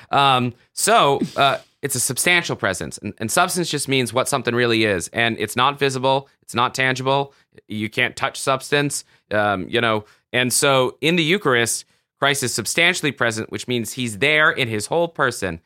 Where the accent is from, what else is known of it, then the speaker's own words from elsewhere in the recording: the South, United States; I grew up in the South